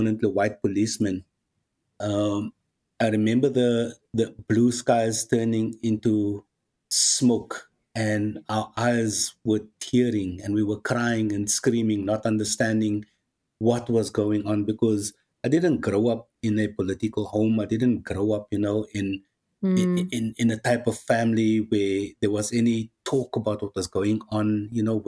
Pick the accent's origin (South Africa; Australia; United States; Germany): South Africa; Cape Town, Western Cape; born or raised there